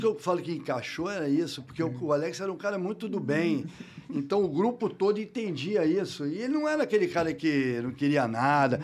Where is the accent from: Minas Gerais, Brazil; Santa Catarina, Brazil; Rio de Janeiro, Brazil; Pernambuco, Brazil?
Rio de Janeiro, Brazil; morei a minha vida toda Botafogo